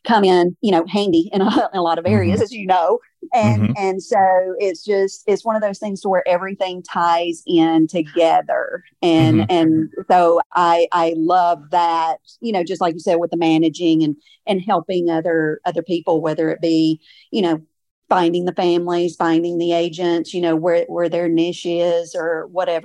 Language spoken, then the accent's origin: English; Gallatin, Tennessee, United States; now in Portland, Tennessee, United States; I am born and raised in Gallatin. I've lived in Portland for about 27-ish years